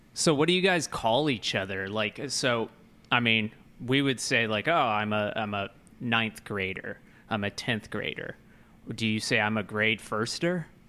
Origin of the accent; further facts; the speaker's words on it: United States; American born and bred